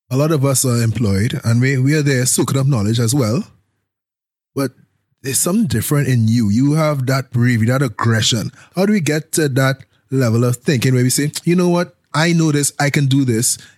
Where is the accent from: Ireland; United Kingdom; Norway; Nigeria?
United Kingdom; London; I came from London. I am here. If I'm coming here, I'm going big.